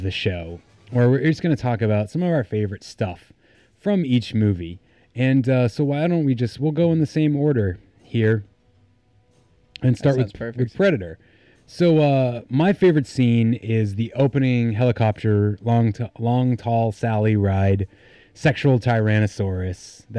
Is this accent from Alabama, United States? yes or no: no; Newburyport, Massachusetts, United States; I'm from Newburyport, Massachusetts